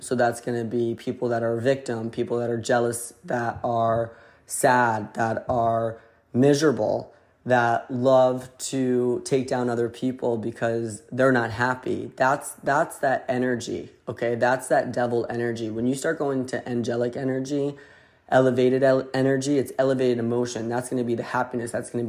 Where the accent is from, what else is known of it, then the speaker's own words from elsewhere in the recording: Connecticut, United States; accent: New Haven; Haven accent. It's a little bit of an Italian, New Yorker, Boston, Rhode Island accent into one, aka I'm from Connecticut.